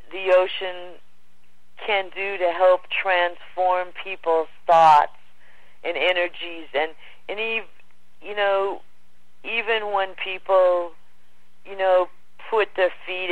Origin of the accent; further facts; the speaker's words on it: Los Angeles, California, United States; moved away; also born or lived in Hawaii / Australia; I was born and raised in Pacific Palisades, Malibu, California, right on the border there.